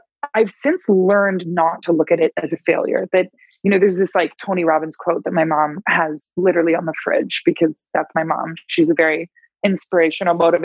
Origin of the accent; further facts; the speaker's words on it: Toronto, Ontario, Canada; I'm from Toronto, Canada